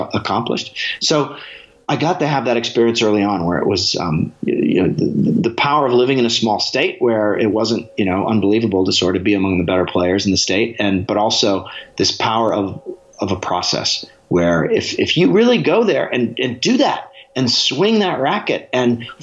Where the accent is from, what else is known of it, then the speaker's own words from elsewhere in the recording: Alaska, United States; growing up in Alaska